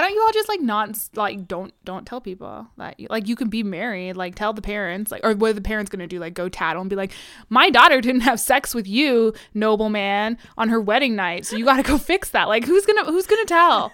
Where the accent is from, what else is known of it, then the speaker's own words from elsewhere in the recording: United States; I'm very American